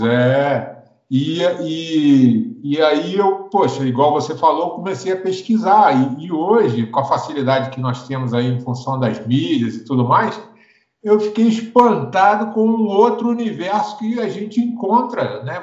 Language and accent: Portuguese; Rio de Janeiro, Brazil; now in Brasília, Brazil; eu sou do Rio, sou apaixonado pelo Rio